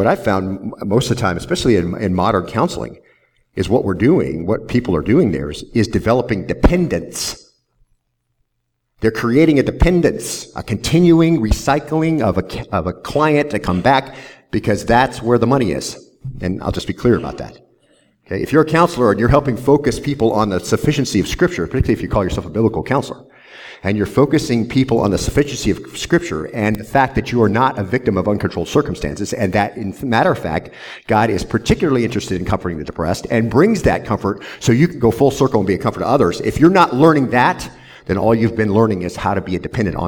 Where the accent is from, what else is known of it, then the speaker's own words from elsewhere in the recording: Southwest Arizona, United States; now in Lynchburg, United States; I grew up in Southwest Arizona